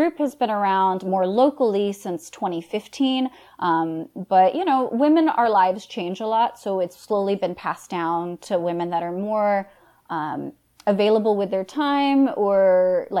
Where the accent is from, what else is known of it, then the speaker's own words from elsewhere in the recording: Florida, United States; I'm born and raised in Florida